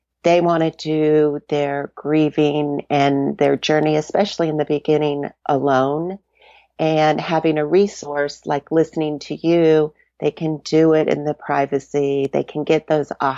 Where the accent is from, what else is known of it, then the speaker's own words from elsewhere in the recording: Florida, United States; also born or lived in Charlotte, North Carolina; now in Colorado, United States; I am born and raised in Florida via Charlotte, North Carolina, and I've been in Colorado for a few years